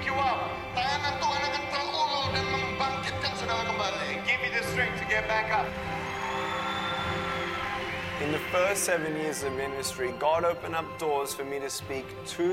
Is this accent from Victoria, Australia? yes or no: yes; Melbourne, Victoria, Australia; I was born in Melbourne, Australia, 1982